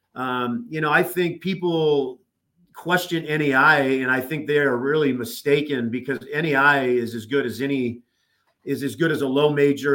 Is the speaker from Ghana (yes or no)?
no; Southern California, United States; moved away as an adult; also born or lived in Nebraska; now in Oklahoma City, United States; growing up in Southern California, obviously, yes, Laker fan, Rams fan, Dodger fan